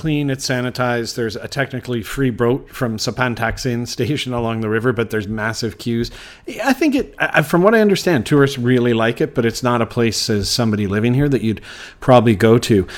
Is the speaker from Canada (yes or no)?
yes; Canada; now in Bangkok, Thailand; being Canadian